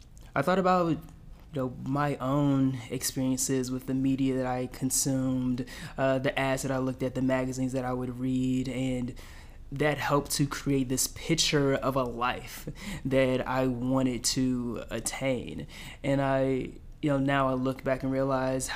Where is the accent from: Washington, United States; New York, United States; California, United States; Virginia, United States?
Virginia, United States; Dinwiddie; also born or lived in Petersburg, Virginia; grew up in a small town right beside it called Dinwiddie